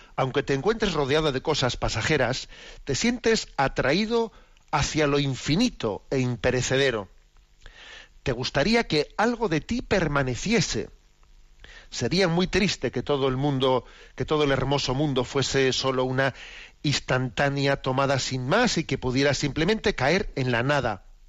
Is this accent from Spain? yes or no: yes; Basque Country, Spain; los que somos vascos como es mi caso